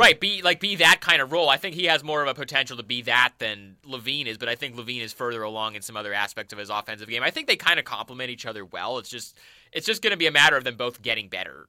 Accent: Portland, Oregon, United States; I'm from Portland

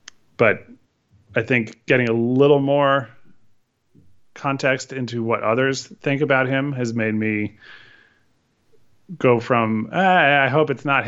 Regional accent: Connecticut, United States; for me growing up in Connecticut

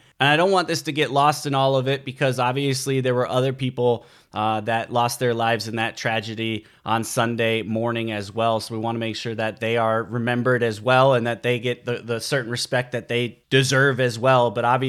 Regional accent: Midwest, United States; moved away; also born or lived in Seattle, Washington; I lived at the time in the Seattle, Washington area. I come from a background where I grew up in the Midwest

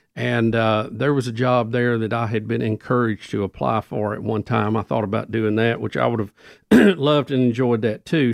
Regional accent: Jacksonville, United States; moved away as an adult; now in Birmingham, United States; I went back and actually worked in my hometown of Jacksonville for a while

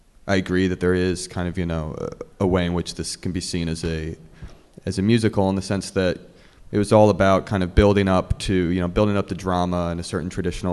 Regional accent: New Jersey, United States; moved away as an adult; also born or lived in Boston / Los Angeles; I grew up in Jersey

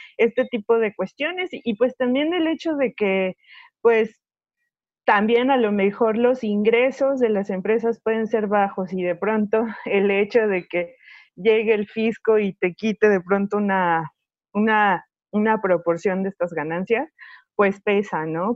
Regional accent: Mexico; los mexicanos mexicanos lo tenemos en las, en las venas

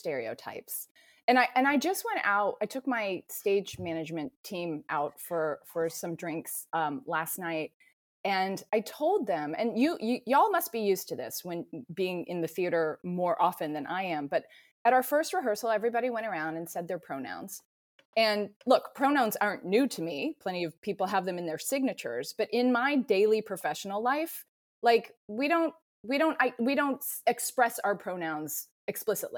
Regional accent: Atlanta, Georgia, United States; I grew up in Atlanta.

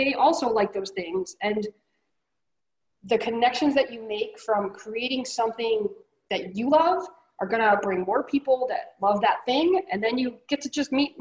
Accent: New York, United States; I'm from New York

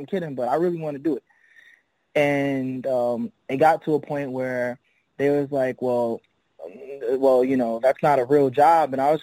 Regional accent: Mount Vernon, New York, United States; I'm from Mount Vernon, New York, right? Which is literally the edge of the Bronx

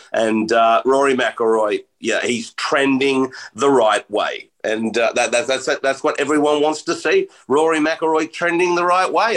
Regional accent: Australia; I'm Australian

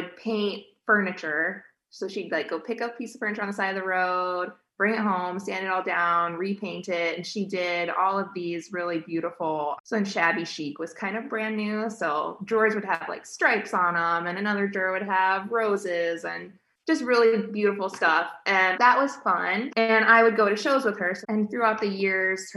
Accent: Chicago suburbs, Illinois, United States; now in Iowa, United States; I grew up in the Chicago suburbs

